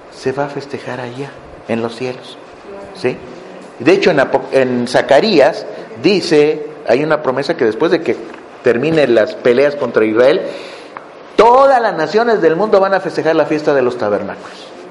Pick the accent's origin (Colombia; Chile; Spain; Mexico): Mexico; moved away; Yo soy mexicano